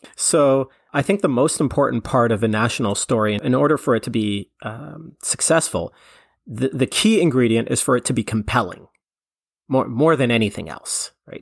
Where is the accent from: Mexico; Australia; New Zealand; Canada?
Canada; I'm Canadian